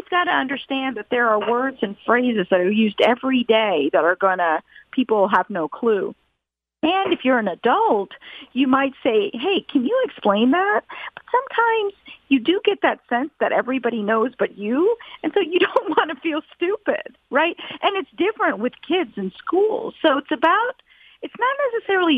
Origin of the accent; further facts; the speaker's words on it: Atlanta, Georgia, United States; an Indian American Hindu growing up in Atlanta, Georgia